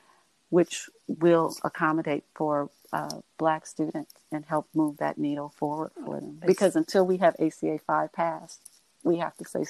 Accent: United States; I'm an American. I was born and raised in the United States of America.

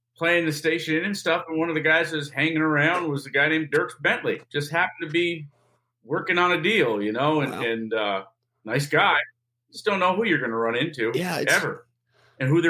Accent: New York, United States; We're from Canada

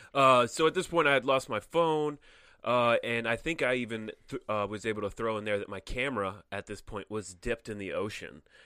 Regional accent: Connecticut, United States; moved away as an adult; also born or lived in California; I'm from Connecticut

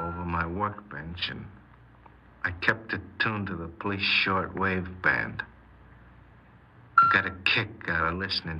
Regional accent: Spokane, Washington, United States; born there; moved away as an adult; now in Los Angeles, United States; I was born in Spokane, Washington. Moved to Los Angeles in 1947, after I got out of the Army.

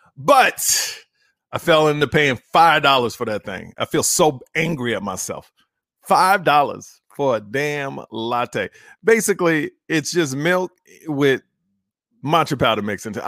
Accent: Houston, Texas, United States; I was born and raised in Houston, Texas

